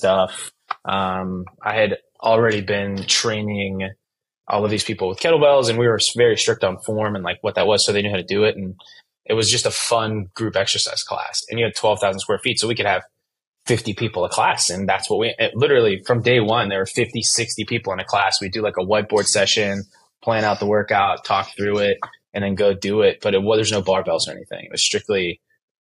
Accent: Western Pennsylvania, United States; I'm from Western Pennsylvania, where the first Friday night football game was ever played for high school

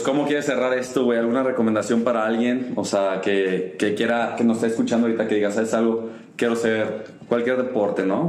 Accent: León, Guanajuato, Mexico; somos de León

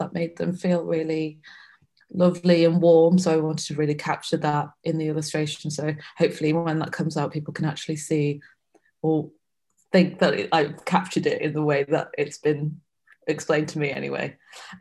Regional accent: Manchester, North West England, United Kingdom; now in London, United Kingdom; Being a Asian girl growing up in Manchester

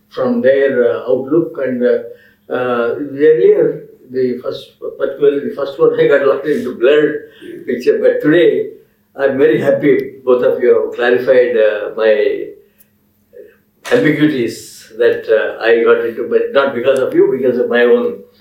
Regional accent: Andhra Pradesh, India; moved away; also born or lived in Delhi; that's my experiment going on last one year in uh, my village in Andhra.

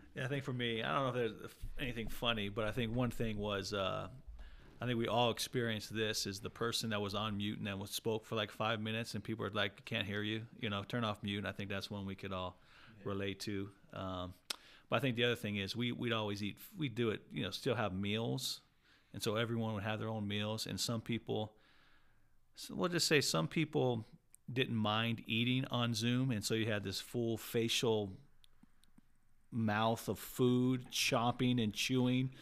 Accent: Arizona, United States; I'm from Arizona

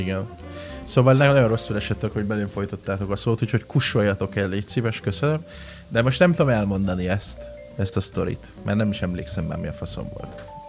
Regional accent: Hungary; én oda mentem magyarként, mi nagyon fűszeresen, zsírosan eszünk

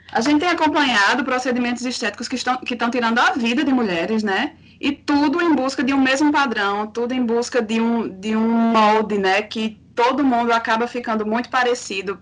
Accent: São Paulo, Brazil; sou de São Paulo, tenho 36 anos

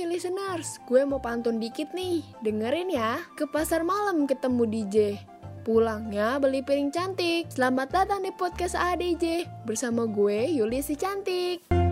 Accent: Jakarta, Indonesia; sebagai orang Jakarta, gue kebayangnya macet, padet, banyak mall

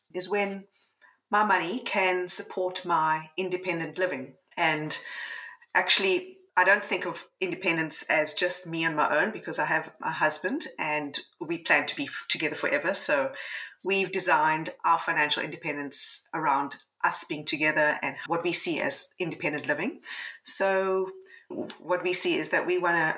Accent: Cape Town, Western Cape, South Africa; moved away as an adult; now in Coffs Harbour, Australia; I'm from Cape Town originally and moved to Australia

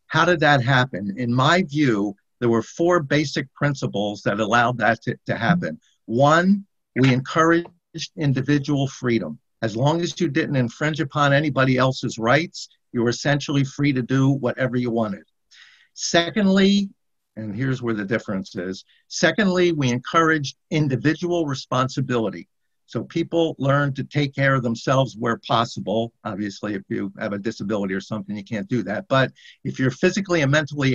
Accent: United States

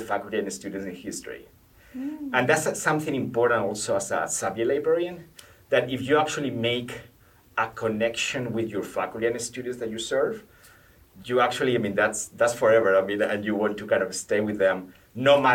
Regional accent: Salamanca, Castile and León, Spain; English is a second language; moved away as an adult; also born or lived in France; now in Albany, United States; in my hometown, Salamanca is like a town 2 hours to Madrid, the capital of Spain

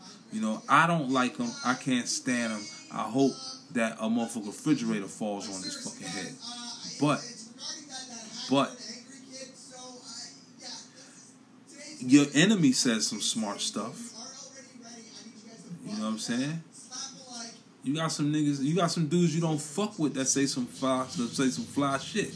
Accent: New York City, New York, United States; now in Philadelphia, United States; I'm from Brooklyn. I represent Brooklyn. I represent BK to the fullest. But I'm in Philadelphia

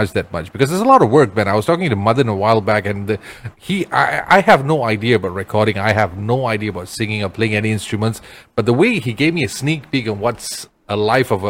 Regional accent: Perak, Malaysia; I'm from Perak

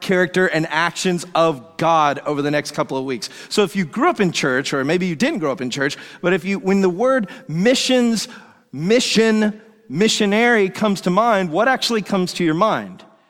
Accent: Woodstock, Georgia, United States; where I grew up in Woodstock, Georgia

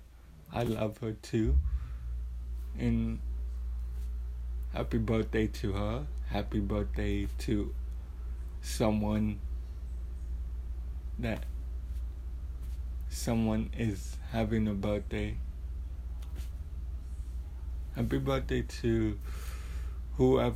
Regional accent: San Antonio, Texas, United States; born and raised in San Antonio

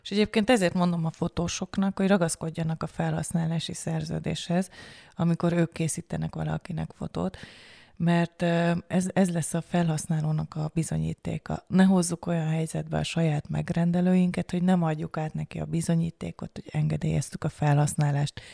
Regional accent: Hungary; én is magyar vagyok

